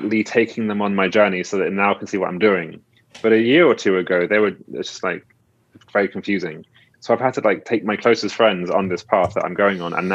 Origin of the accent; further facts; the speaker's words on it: United Kingdom; I'm British